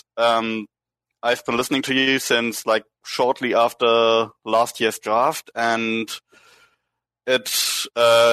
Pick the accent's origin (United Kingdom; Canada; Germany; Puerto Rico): Germany; Northern Germany; I'm originally from Northern Germany, which is quite close to Scandinavia